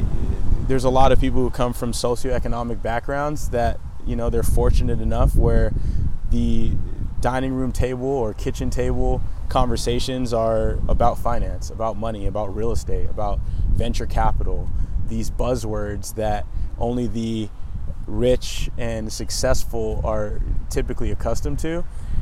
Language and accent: English; Los Angeles, California, United States; born or raised there; also born or lived in Canada